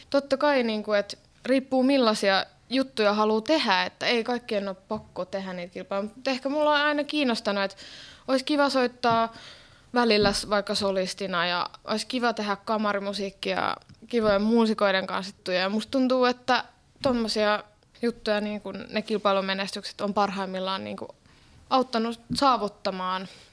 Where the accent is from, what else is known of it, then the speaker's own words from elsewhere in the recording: Finland; moved away as an adult; also born or lived in Helsinki / Norway; now in Berlin, Germany; mä oon lähtöisin täältä Suomesta